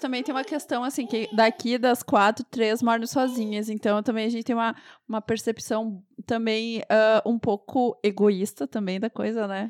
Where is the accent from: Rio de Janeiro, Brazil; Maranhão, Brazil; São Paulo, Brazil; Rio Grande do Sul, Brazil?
Rio Grande do Sul, Brazil; mesmo sendo gaúcha